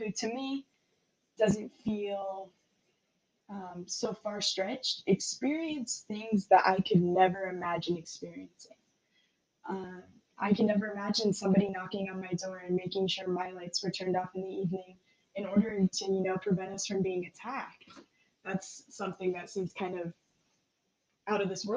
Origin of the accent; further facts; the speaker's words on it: Bellingham, Washington, United States; I was also born and raised in Bellingham, and I have no intentions of leaving